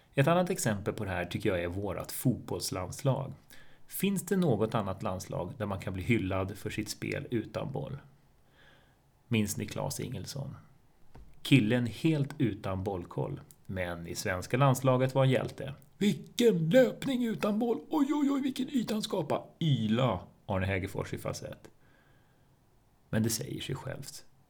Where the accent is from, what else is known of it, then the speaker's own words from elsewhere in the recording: Botkyrka, Stockholm County, Sweden; also born or lived in Tumba; Jag är uppvuxen i betongen i norra Botkyrka